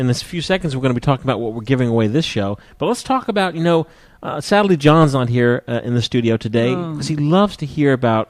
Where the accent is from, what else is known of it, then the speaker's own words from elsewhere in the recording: Dayton, Ohio, United States; also born or lived in Canberra, Australia; now in Arlington, United States; I'm from Dayton, Ohio, and I live off and on in Arlington, Virginia. I lived in Canberra, Australia for 3 years, and I'm addicted to Tim Tams.